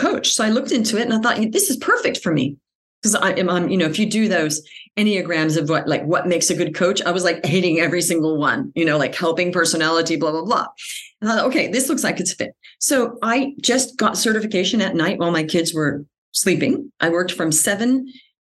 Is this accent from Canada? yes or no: no; Australia; moved away as an adult; also born or lived in United States / Paris, France / New York, United States; Even though I grew up in Australia, I was American, but we moved to Australia. I'd never actually lived in the States